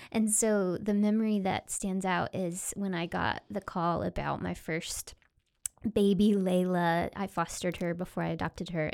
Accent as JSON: {"language": "English", "region": "Oklahoma", "country": "United States", "tie": "born or raised there", "said": "I grew up in Oklahoma in a really conservative, evangelical Christianity, Southern Baptist roots"}